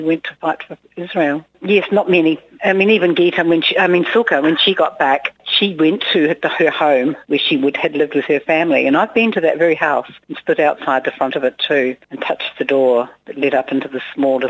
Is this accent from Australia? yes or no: no; New Zealand; I'm a New Zealander.